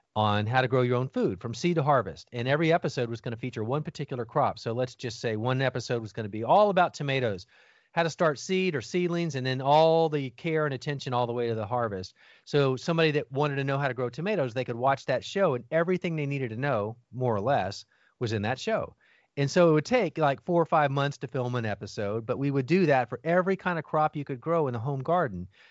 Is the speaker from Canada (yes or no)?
no; Miami, Florida, United States; I grew up in Miami, Florida, youngest of four boys